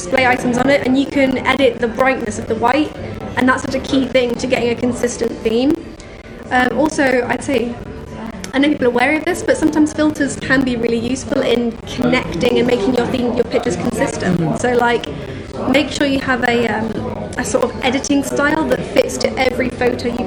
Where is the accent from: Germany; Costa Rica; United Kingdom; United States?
United Kingdom; Nottingham, East Midlands; Nottingham girl.